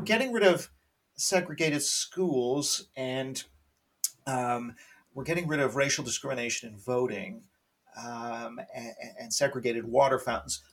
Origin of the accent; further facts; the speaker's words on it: Canada; I'm Canadian. I should say I'm Canadian